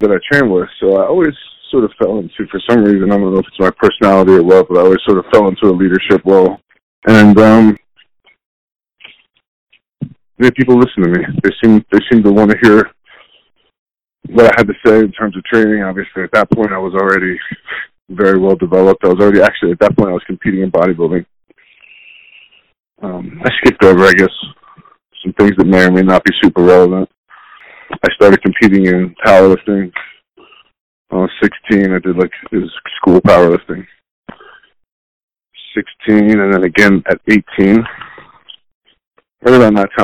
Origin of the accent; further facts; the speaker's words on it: Chester, Pennsylvania, United States; I was born in Delaware County, Pennsylvania, which is, it's on the outskirts of Philadelphia. I lived in a city called Chester